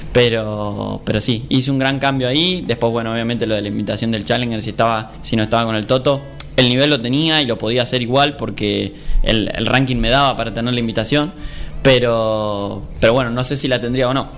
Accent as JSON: {"language": "Spanish", "country": "Argentina", "said": "somos argentinos"}